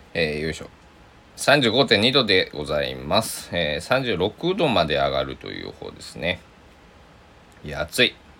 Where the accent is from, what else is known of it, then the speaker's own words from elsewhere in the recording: Susaki, Kochi, Japan; moved away; 高知県、僕の地元、須崎市